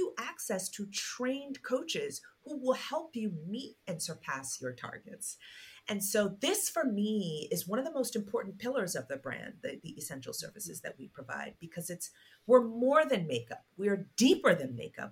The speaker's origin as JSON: {"language": "English", "country": "Nigeria", "said": "my home country, Nigeria"}